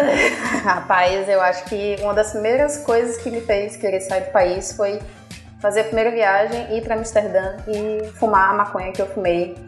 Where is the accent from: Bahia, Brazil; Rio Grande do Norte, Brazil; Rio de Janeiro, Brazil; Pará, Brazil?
Bahia, Brazil; moved away as an adult; also born or lived in Ireland; now in Portugal; Eu Sou, sou brasileira, sou baiana